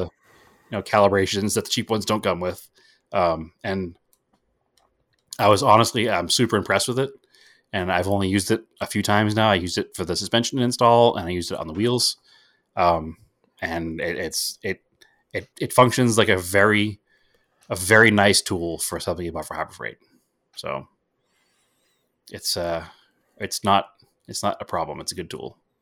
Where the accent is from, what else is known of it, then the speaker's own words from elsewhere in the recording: New England, United States; we're all from New England